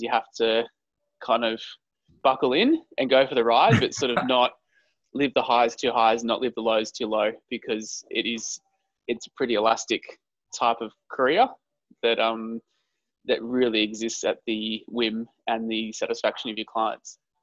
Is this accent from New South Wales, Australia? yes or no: no; Queensland, Australia; moved away; also born or lived in Melbourne; So I grew up in Queensland, so you graduate school when you're 17 in Queensland.